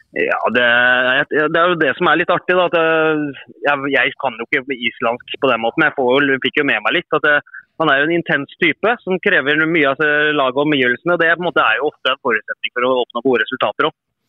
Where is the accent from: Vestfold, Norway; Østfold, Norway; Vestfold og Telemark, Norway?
Østfold, Norway; Sarpsborg; moved away as an adult; also born or lived in Iceland / Kristiansund / Fredrikstad; Jeg er fotballspiller opprinnelig fra Sarpsborg.